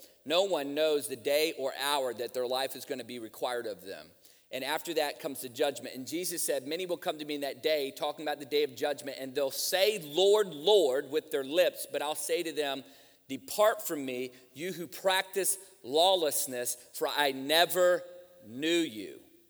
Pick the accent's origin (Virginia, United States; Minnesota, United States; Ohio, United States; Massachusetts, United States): Virginia, United States; I grew up in church. I grew up around church, man. I grew up in Virginia where you can throw a rock and hit three churches by accident.